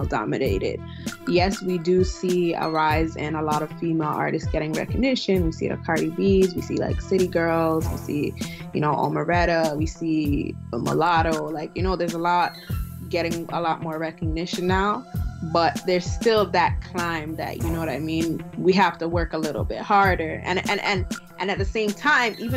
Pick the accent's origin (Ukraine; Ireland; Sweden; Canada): Canada; Toronto, Ontario; also born or lived in Buffalo; I'm from Toronto, born and raised, from a Nigerian background.